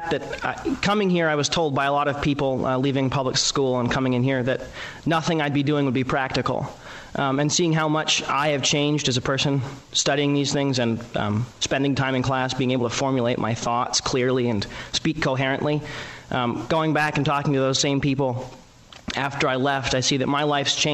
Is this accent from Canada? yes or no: no; Ohio, United States; also born or lived in Indiana; Well, I was born in Indiana when my parents were at Notre Dame, but I've lived in Ohio for the last 20 years.